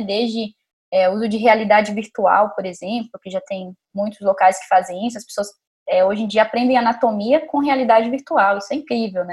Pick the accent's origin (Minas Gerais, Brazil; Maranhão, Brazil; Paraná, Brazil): Minas Gerais, Brazil; Montes Claros; moved away as an adult; also born or lived in Vitória; now in São Paulo, Brazil; Sou de Minas Gerais, de Montes Claros. E eu me formei em medicina lá em Montes Claros mesmo